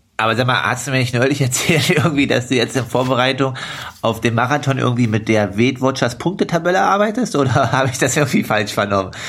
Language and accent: German; Altmark, Saxony-Anhalt, Germany; now in Leipzig, Germany; Bin Profi-Triathlet aus Leipzig, komme gebürtig aus der Altmark.